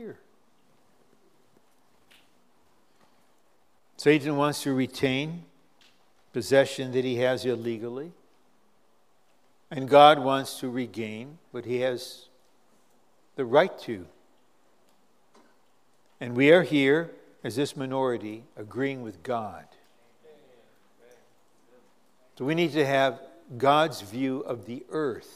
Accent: United States; now as an American, I got to live in that crazy political situation.

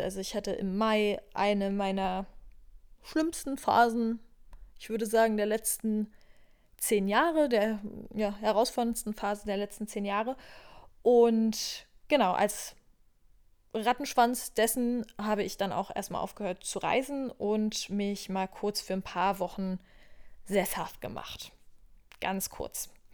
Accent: Berlin, Germany; moved away as an adult; Ich komme auch ursprünglich aus Berlin. Also wenn ich irgendeinen Ort auf dieser Welt als Heimat betiteln würde, wäre es wahrscheinlich Berlin.

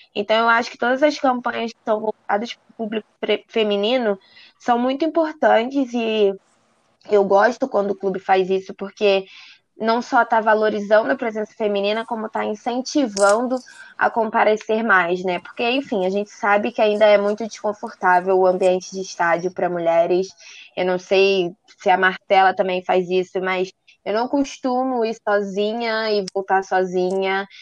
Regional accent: Rio de Janeiro, Brazil; Sou aqui do Rio de Janeiro

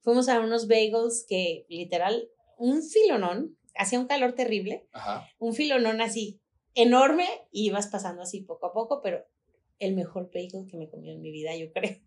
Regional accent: Guadalajara, Jalisco, Mexico; no somos tapatíos.

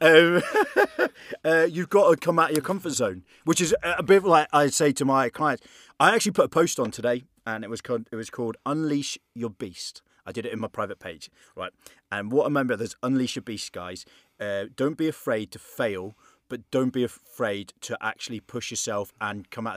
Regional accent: England, United Kingdom; now in Belfast, United Kingdom; I'm English

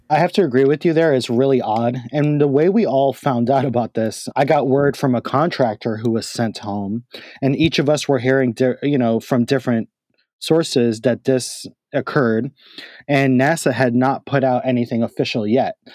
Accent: New York City, New York, United States; also born or lived in Washington, D.C.; I do miss home. I miss my hometown

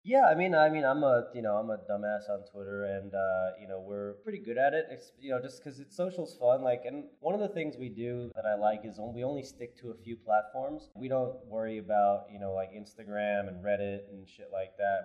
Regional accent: New York, United States; also born or lived in New Zealand; I'm from New York

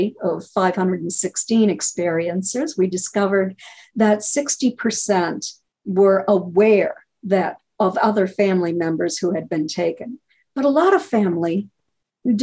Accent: New Hampshire, United States; moved away; I grew up in New Hampshire and lived there for years.

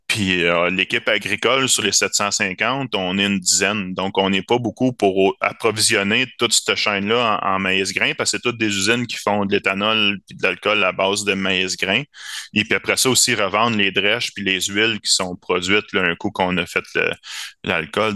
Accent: Varennes, Quebec, Canada; je venais de la région de Varennes, puis que j'habitais là

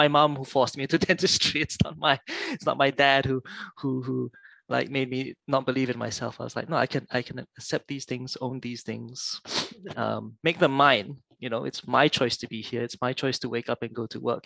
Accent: Malaysia; moved away as an adult; also born or lived in United Kingdom / Singapore; now in Australia; I grew up in Malaysia. Um, I was born there

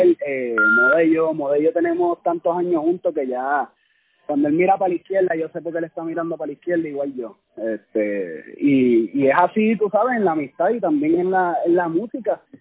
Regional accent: Puerto Rico; como puertorriqueños, nosotros somos puntos también

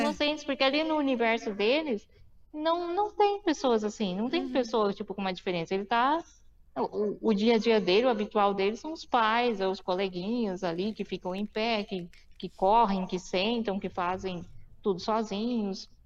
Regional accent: Mauá, São Paulo, Brazil; also born or lived in Suzano; eu nasci em Mauá, no ABC Paulista

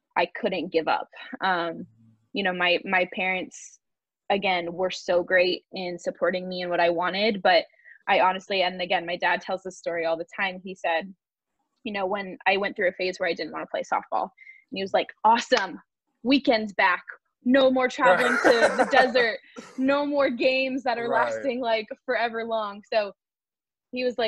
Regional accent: California, United States; I'm from California, so the beach was a huge part of our life

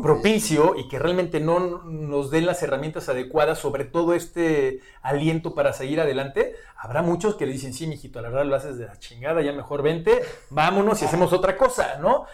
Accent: Mexico; como mexicanos

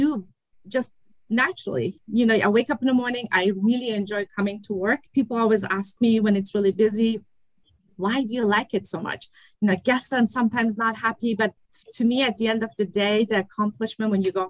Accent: Germany; accent: German accent and Persian accent; English is a second language; also born or lived in Iran; now in United States; I was born in Iran and I was raised in Germany. So I speak Farsi

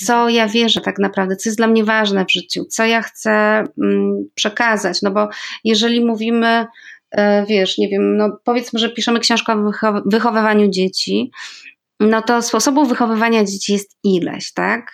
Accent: Podlaskie Voivodeship, Poland; moved away; also born or lived in Andalusia; z mojego małego podlaskiego miasteczka jeszcze znam trzy inne …, więc tam na Podlasiu, a zwłaszcza w tym regionie, w którym e, się urodziłam i wychowałam

